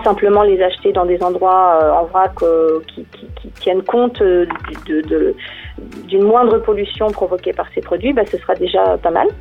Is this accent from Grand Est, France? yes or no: yes; Monthermé, Grand Est, France; je me suis baladée le long de ma ma rivière, puisque je suis native de Monternay